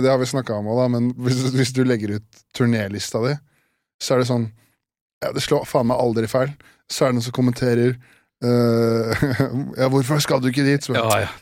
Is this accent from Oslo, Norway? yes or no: no; neighbouring municipality of Kongsvinger, Innlandet, Norway; Nabokommunen der jeg vokste opp